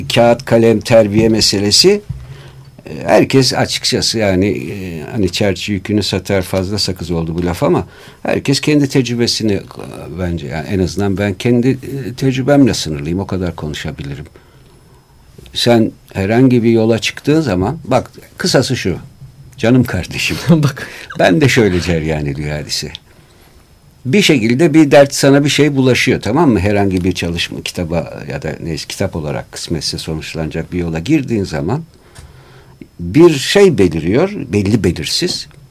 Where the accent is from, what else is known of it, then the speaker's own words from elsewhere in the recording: Istanbul, Turkey; Şimdi ben burada bu memlekette doğdum büyüdüm.